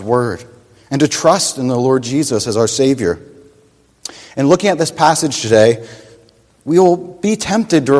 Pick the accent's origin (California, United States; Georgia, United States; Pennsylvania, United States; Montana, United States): Pennsylvania, United States; I grew up in Pennsylvania, my next door neighbor was my Uncle Dan